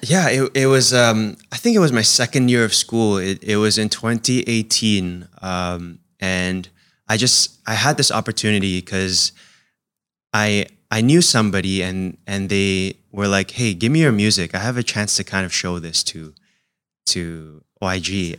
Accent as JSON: {"language": "English", "country": "Singapore", "tie": "born or raised there", "also_born_or_lived": "United States", "said": "I was in an Indonesian family, but we also kinda spoke Chinese in the house too, and, and then growing up in Singapore."}